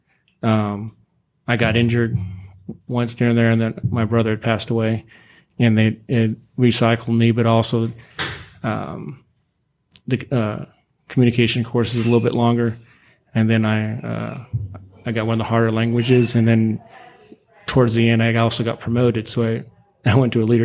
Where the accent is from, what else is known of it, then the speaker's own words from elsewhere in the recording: California, United States; moved away as an adult; I'm like, California